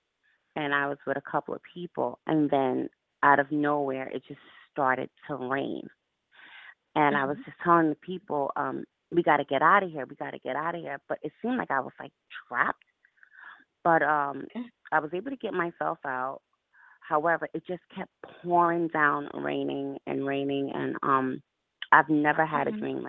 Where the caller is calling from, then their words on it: Albany, New York, United States; I'm calling you from Albany.